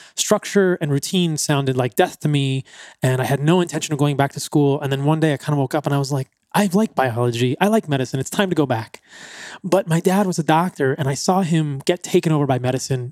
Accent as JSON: {"language": "English", "region": "East Coast", "country": "United States", "tie": "born or raised there", "said": "growing up on the East Coast. I grew up in the suburbs."}